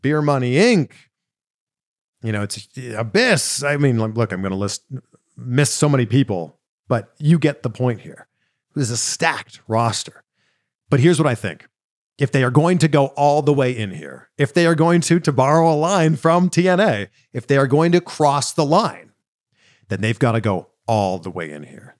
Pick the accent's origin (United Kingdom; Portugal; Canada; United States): Canada; Pickering, Ontario; where I grew up in Pickering, Ontario